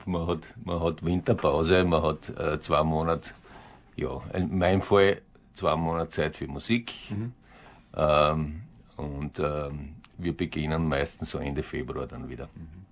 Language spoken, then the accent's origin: German; southern Styria, Austria; bei uns in der Südsteiermark unten